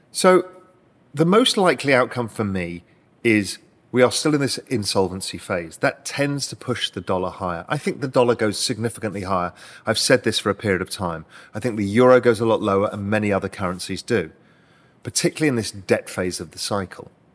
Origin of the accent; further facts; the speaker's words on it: United Kingdom; moved away as an adult; now in Cayman Islands; as a Brit, I'm able to do that and become a resident here